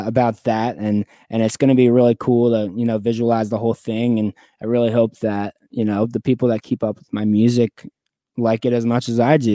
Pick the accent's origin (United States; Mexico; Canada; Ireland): United States; Florida; now in Los Angeles, United States; I'm from Florida. I'm from the South.